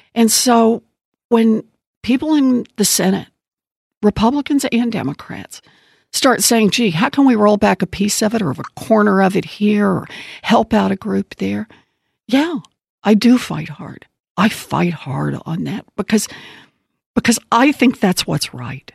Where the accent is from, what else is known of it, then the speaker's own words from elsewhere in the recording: Oklahoma, United States; I grew up out in Oklahoma and uh, born and raised there.